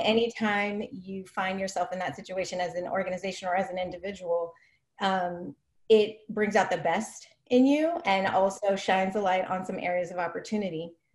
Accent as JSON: {"language": "English", "town": "Oakland", "region": "California", "country": "United States", "tie": "born or raised there", "said": "I grew up in Oakland"}